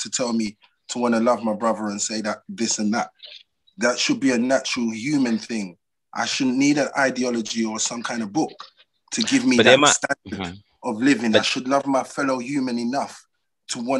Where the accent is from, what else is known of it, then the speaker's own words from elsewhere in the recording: London, United Kingdom; Well, I grew up in Deptford, New Cross